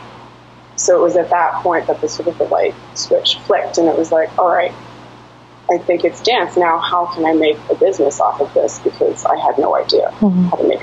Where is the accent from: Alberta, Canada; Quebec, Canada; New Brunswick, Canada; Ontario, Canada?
Ontario, Canada; Toronto; moved away as an adult; now in United States; I was living in Toronto. I grew up in Toronto.